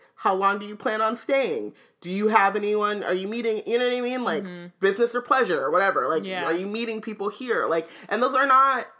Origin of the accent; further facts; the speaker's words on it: Southern California, United States; I grew up in Southern California